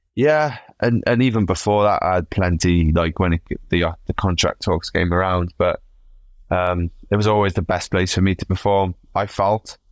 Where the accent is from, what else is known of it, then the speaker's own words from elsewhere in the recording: Wales, United Kingdom; I come from Wales, mate. Like, we like a drink